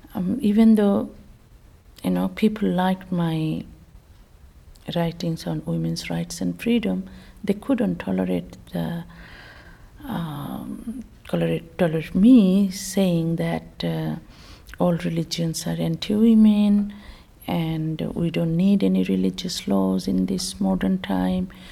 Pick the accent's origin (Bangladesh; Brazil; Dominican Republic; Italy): Bangladesh; moved away as an adult; I was born in Bangladesh